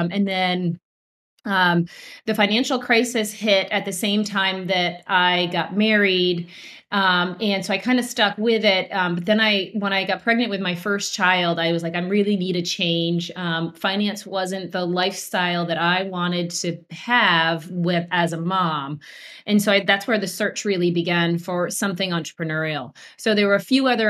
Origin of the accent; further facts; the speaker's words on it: Vermont, United States; I grew up in Vermont and family of farmers